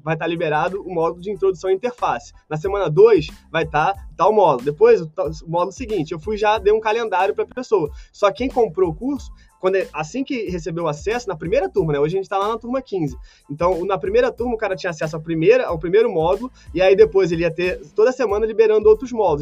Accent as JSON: {"language": "Portuguese", "country": "Brazil", "said": "nós brasileiros"}